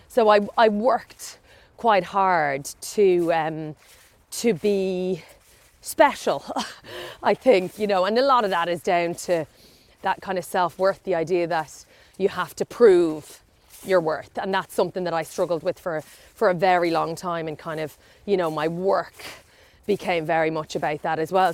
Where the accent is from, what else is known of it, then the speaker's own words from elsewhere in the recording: County Meath, Ireland; I grew up in Meath, Irish